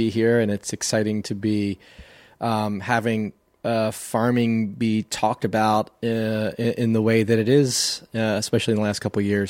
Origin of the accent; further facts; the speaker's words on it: Maryland, United States; Growing up on the Eastern Shore of Maryland, knew nothing about soil